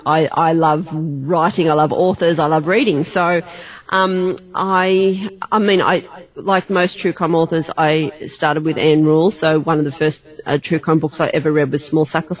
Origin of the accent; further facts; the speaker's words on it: Australia; I'm an Aussie